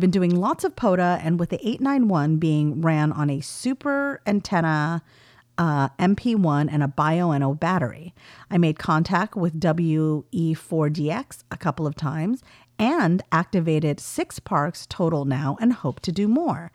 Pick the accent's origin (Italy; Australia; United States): United States; California; accent: valley girl; my accent is quite heavily valley girl, having grown up in California in the nineties.